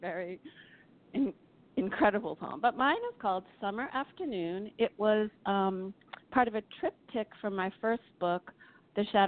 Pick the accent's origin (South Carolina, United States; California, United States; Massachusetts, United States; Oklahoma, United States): Massachusetts, United States; Boston; moved away; I'm originally from Boston, from New England